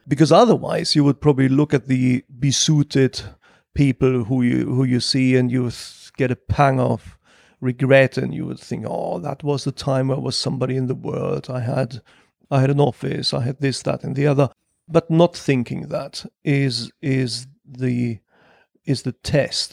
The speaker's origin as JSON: {"language": "English", "area": "Ruhr Valley", "region": "North Rhine-Westphalia", "country": "Germany", "tie": "born or raised there", "moved": "as an adult", "lives_now": "London, United Kingdom", "said": "I was born in Germany and roughly I spent half my life in Germany and half my life"}